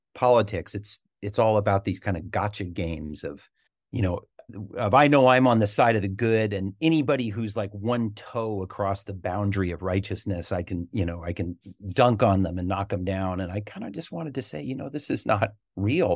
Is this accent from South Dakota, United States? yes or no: no; Berkeley, California, United States; I loved growing up in Berkeley